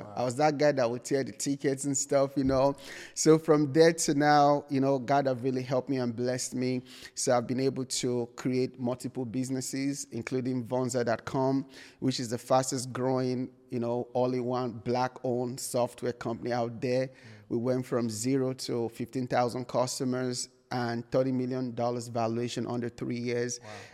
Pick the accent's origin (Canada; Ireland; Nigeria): Nigeria; moved away as an adult; now in United States; I was born and raised in Nigeria